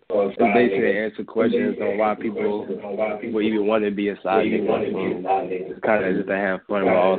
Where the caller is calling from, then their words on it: Philadelphia, Pennsylvania, United States; I'm calling from Philadelphia.